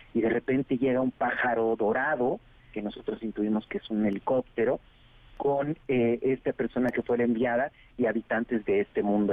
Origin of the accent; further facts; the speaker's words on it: Oaxaca, Mexico; yo que soy de Oaxaca, de un pequeño pueblito